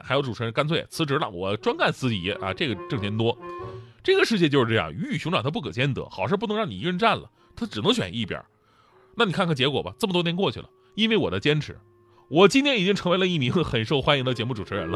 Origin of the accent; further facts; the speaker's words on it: Changchun, Jilin, China; 我老家长春